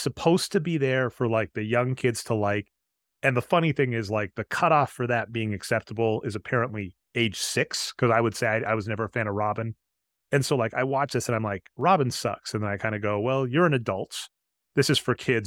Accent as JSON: {"language": "English", "region": "Midwest", "country": "United States", "said": "I'm from the Midwest"}